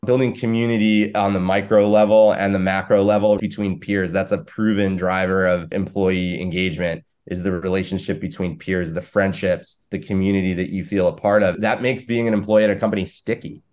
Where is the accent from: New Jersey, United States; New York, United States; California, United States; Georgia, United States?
New York, United States; I'm a New Yorker